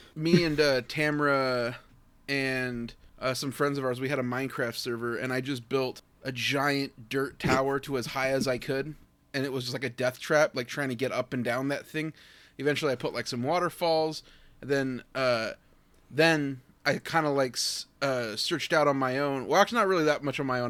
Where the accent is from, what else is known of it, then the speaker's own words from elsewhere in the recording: United States; me, as an American teen